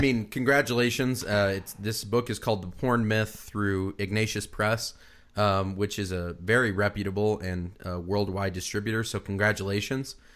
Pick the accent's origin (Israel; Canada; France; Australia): Australia; I'm an Australian